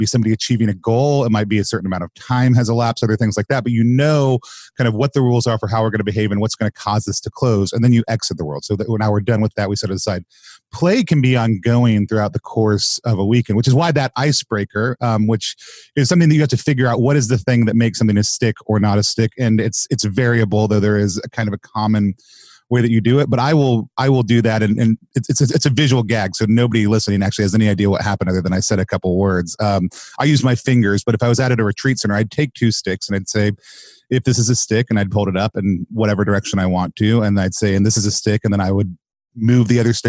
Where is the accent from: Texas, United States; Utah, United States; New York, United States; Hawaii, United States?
Texas, United States; I grew up calling it in Texas